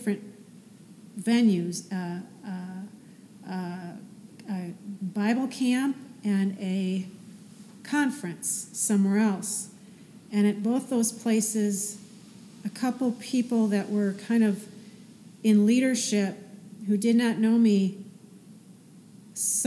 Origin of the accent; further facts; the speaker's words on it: near Green Bay, Wisconsin, United States; moved away; I went back to my hometown a couple weeks later, 5 hours away by Green Bay